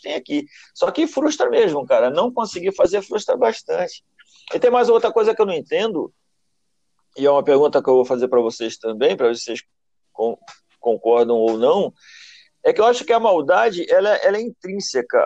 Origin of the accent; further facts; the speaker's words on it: Nova Iguaçu, Rio de Janeiro, Brazil; Eu venho da Baixada Fluminense, eu venho de Nova Iguaçu. Tinha boca de fumo atrás da casa onde eu morava.